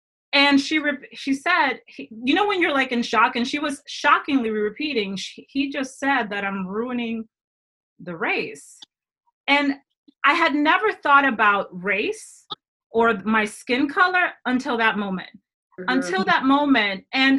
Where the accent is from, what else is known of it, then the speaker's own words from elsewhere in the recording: Dominican Republic; I'm from the Dominican Republic. Go learn your countries.